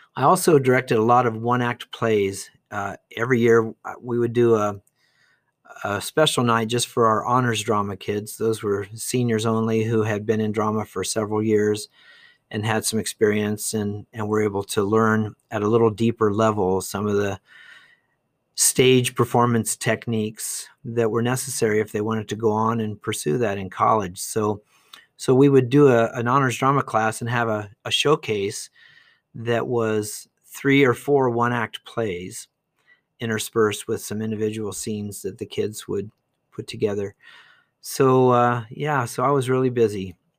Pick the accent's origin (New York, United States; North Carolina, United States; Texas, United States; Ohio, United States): Ohio, United States; Dayton; moved away as an adult; also born or lived in Bowling Green, Ohio / Eau Claire, Wisconsin / Denver, Colorado / Austin; now in Duncan, Arizona, United States; I was born in Dayton, Ohio in nineteen fifty-four, so a long time ago. I grew up there